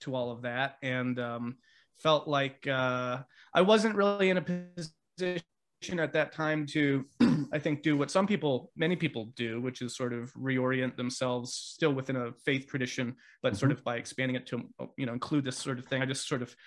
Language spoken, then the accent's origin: English; Vermont, United States; I grew up in Vermont